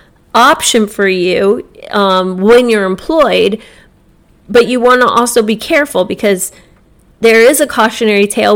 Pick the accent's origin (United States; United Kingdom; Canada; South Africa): United States; Jupiter, Florida; Growing up in Jupiter